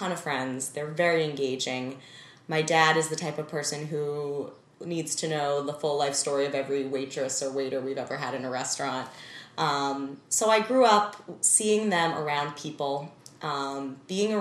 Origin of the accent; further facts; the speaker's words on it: Needham, Massachusetts, United States; I was raised in Needham, Massachusetts, suburb of Boston, as an only child